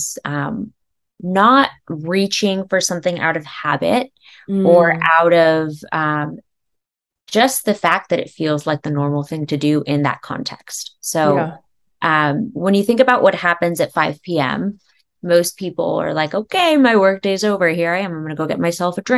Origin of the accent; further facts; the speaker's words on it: California, United States; also born or lived in East Coast; now in Los Angeles, United States; I'm originally from California